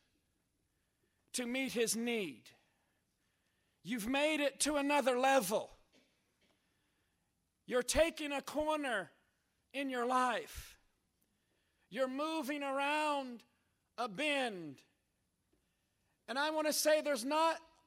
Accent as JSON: {"language": "English", "town": "Jeffersonville", "region": "Indiana", "country": "United States", "tie": "born or raised there", "moved": "yes", "said": "I was raised up in Jeffersonville, Indiana"}